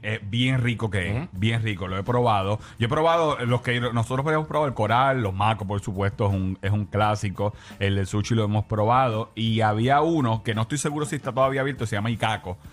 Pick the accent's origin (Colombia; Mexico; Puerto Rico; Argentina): Puerto Rico; Carolina; en mi pueblo, en Carolina